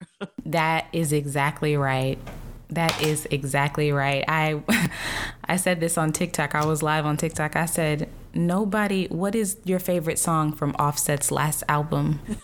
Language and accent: English; the South, United States; I grew up Christian, which is you're supposed to be very polite and I'm from the South